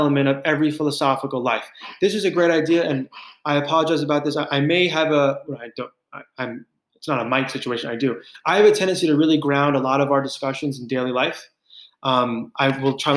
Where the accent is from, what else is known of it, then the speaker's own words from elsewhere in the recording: New York, United States; as a New Yorker my whole life